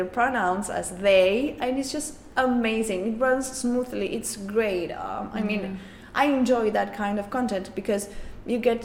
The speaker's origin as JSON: {"language": "English", "country": "Argentina", "first_language": "Spanish", "second_language": "English"}